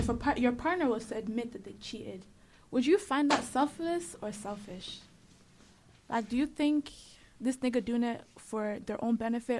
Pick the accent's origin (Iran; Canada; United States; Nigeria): Nigeria; I get it because obviously we are Nigerian, so that's what we know.